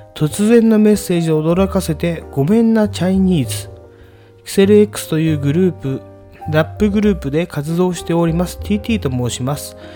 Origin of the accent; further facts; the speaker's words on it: Tokyo, Japan; 私たちの地元ね、まあ、東京東部のストリートニュースなんで、 東部でいう金糸近辺のお話なんですけれども